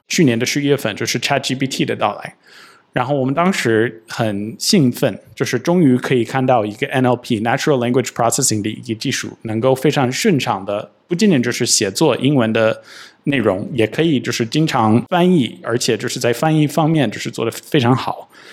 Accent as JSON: {"language": "Chinese", "country": "United States", "second_language": "Chinese", "moved": "yes", "lives_now": "China", "said": "我跟Sophia， 我们都是美国人，我们生活在中国"}